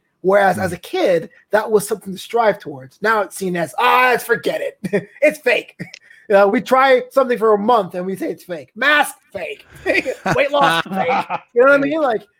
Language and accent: English; New York City, New York, United States; moved away as an adult; also born or lived in Florida; now in Los Angeles, United States; I'm from New York, and then I left home at 18. I went to Florida first. I went to Los Angeles, and I'm always in my brain, in my blood, I'm a New Yorker.